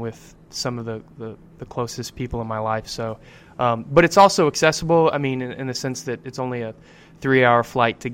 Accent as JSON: {"language": "English", "town": "San Antonio", "region": "Texas", "country": "United States", "said": "I'm from San Antonio"}